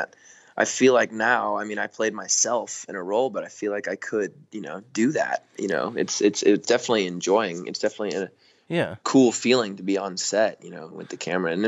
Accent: small town Oklahoma, United States; moved away as an adult; also born or lived in Durham, North Carolina; now in Los Angeles, United States; a kid from small town Oklahoma, moved out

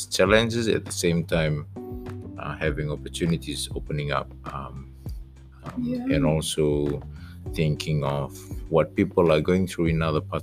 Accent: Suva, Central Division, Fiji; also born or lived in Sawaieke, Gau, Lomaiviti, Fiji; I was born in Suba, raised in the village for about seven years, and then moved to Suba for the rest of my life

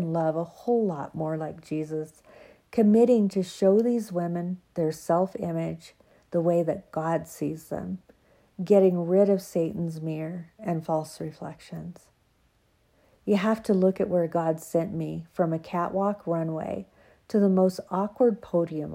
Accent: University of Oregon, United States; This was my hometown, and with family and friends right close and my church off campus just a few blocks away

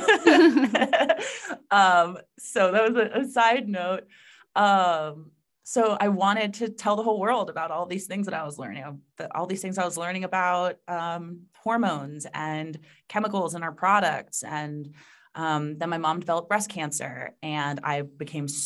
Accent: South Florida, United States; I was raised in South Florida by a bunch of New Yorkers

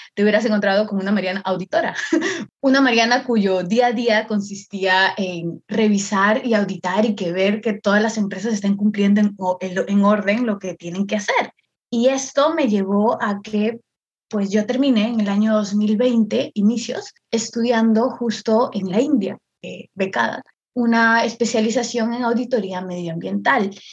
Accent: Chiclayo, Lambayeque, Peru; yo soy de Perú, de Perú específicamente de una ciudad al norte, yo soy de Chiclayo

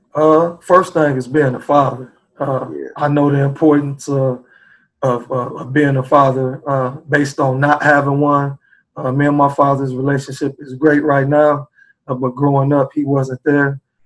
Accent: Chicago, Illinois, United States; also born or lived in South Bend, Indiana; now in Indianapolis, United States; I was born and raised in Chicago, Illinois, uh, and I had to move to South Bend, Indiana

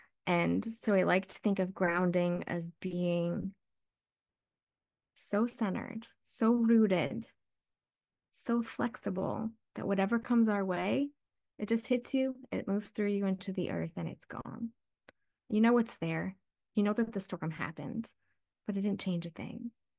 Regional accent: Midwest, United States; I grew up in the Midwest. Every house had lightning rods on the roof because we had thunderstorms all the time and had old farmhouses

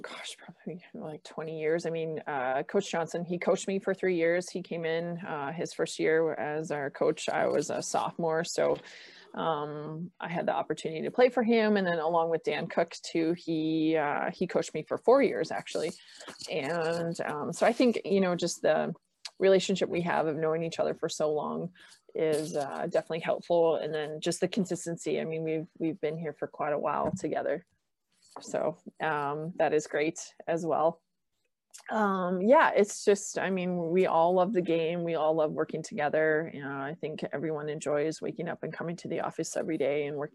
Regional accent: Canada; moved away; I'm from Canada

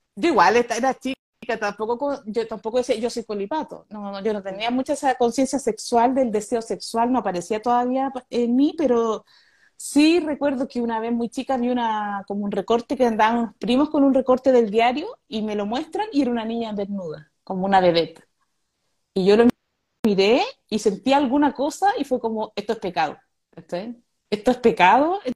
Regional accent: Conchalí, Santiago Metropolitan Region, Chile; also born or lived in Ñuñoa; yo viví en Conchalí hasta los 10 años

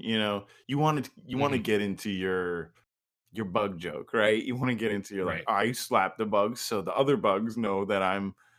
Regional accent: Brooklyn, New York, United States; I grew up in Brooklyn. She grew up in the suburbs.

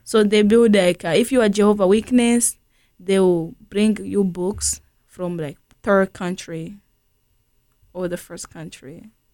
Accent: Tanzania; also born or lived in Burundi; now in St. Louis, United States; growing up in Tanzania

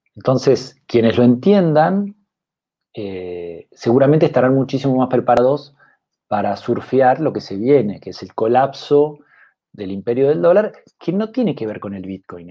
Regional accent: Argentina; also born or lived in England; yo soy eh, argentino, economista

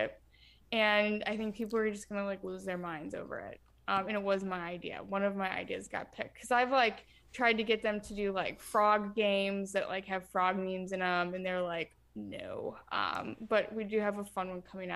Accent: Ohio, United States; I'm from Ohio

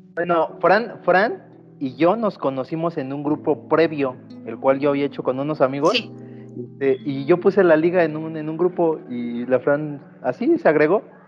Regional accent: Mexico; Como buen mexicano

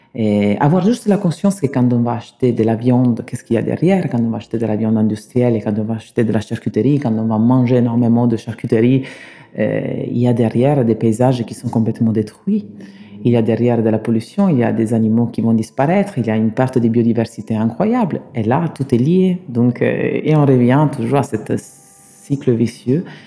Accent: Sicily, Italy; French is a second language; moved away as an adult; now in Bordeaux, France; je suis né en Italie, hum, je suis né en Sicile. J'ai travaillé quand j'étais petit dans la restauration

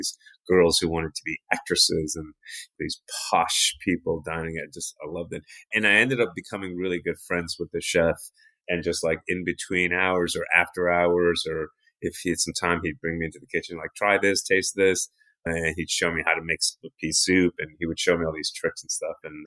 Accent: New York City, New York, United States; I grew up in New York City

